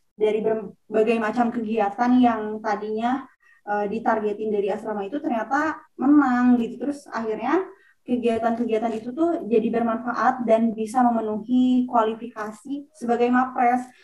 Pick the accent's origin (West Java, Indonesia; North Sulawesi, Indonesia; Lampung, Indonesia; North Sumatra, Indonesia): West Java, Indonesia; Garut; now in Bogor, Indonesia; Aku asalnya dari Garut, Jawa Barat